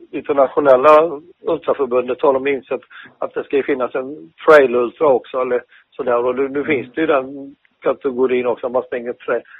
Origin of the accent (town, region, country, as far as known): Skövde, Västra Götaland, Sweden; born or raised there; also born or lived in Finland